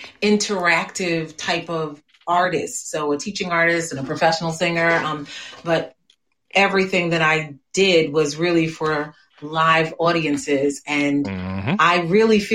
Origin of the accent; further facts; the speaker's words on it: Newark, New Jersey, United States; now in Union, United States; I'm in Union, New Jersey, but I was raised in Newark.